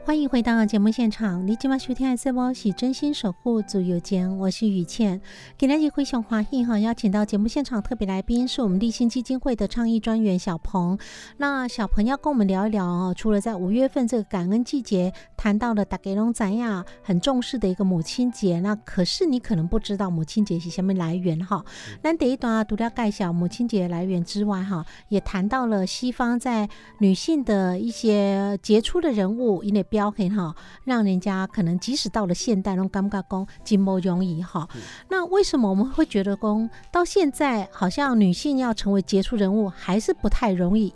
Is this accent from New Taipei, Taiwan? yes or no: no; Changhua County, Taiwan; 小时候是在彰化的乡下长大